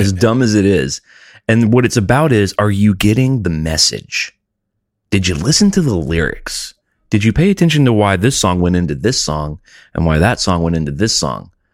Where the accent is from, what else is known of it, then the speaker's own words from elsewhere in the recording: United States; I'm an American. I can't control where I was born